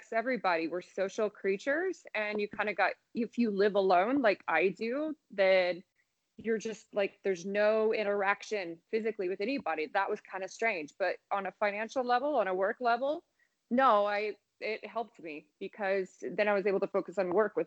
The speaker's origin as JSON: {"language": "English", "region": "Indiana", "country": "United States", "tie": "born or raised there", "moved": "as an adult", "lives_now": "Las Vegas, United States", "said": "I grew up in Indiana, and I've been in Vegas almost like 10 and a half years now."}